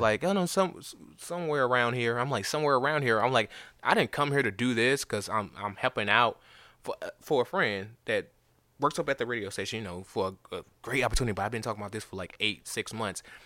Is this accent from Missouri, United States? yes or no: yes; St. Louis, Missouri, United States; now in Nashville, United States; I'm from Saint Louis.